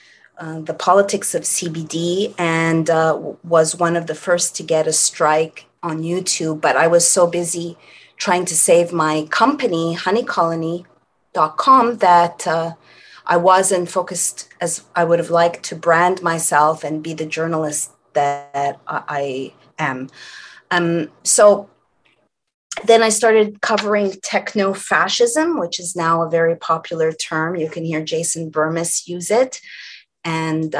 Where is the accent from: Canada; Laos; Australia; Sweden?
Canada; Montreal, Quebec; now in California, United States; I hail originally from Montreal, Canada.